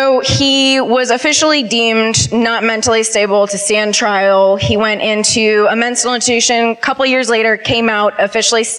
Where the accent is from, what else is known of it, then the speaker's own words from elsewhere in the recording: Madison, Wisconsin, United States; now in Concord, United States; I'm from Madison, Wisconsin, but I live in Concord, North Carolina.